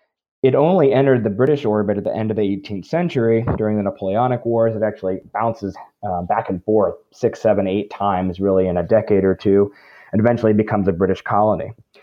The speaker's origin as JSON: {"language": "English", "region": "Florida", "country": "United States", "tie": "born or raised there", "also_born_or_lived": "North Carolina", "moved": "as an adult", "lives_now": "Cincinnati, United States", "said": "I grew up in Florida, in the southern part of the United States, and went to undergraduate at Eckerd College in St. Petersburg, Florida."}